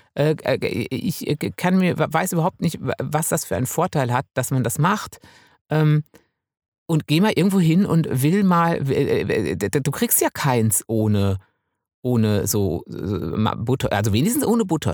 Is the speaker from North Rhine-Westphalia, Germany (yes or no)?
yes; Münsterland, North Rhine-Westphalia, Germany; now in Bavaria, Germany; ich komme ja aus dem Münsterland